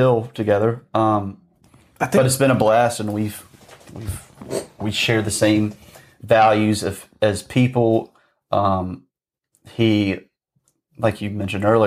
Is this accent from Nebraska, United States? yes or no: no; Greensboro, Georgia, United States; moved away; I'm from Georgia originally